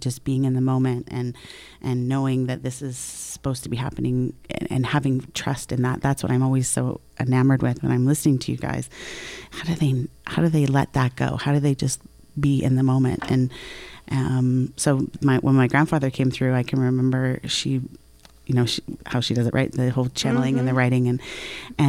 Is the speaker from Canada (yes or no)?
yes; Canada; I'm Canadian as well